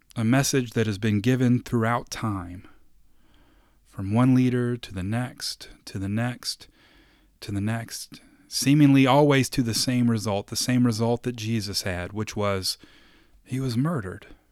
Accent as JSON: {"language": "English", "region": "Kentucky", "country": "United States", "tie": "born or raised there", "said": "I was born in Kentucky"}